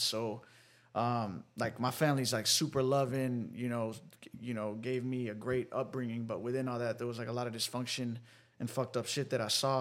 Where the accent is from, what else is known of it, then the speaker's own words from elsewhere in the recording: Dallas, Texas, United States; now in Austin, United States; born and raised in Dallas, Texas. I lived there till I was 19.